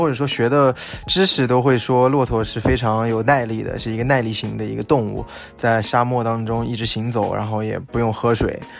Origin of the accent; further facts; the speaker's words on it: Xinjiang, China; 我是来自新疆的，